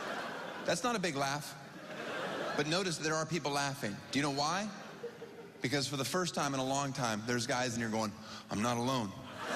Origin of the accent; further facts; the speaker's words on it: Florida, United States; I grew up in Florida. I'm a diehard Dolphins fan.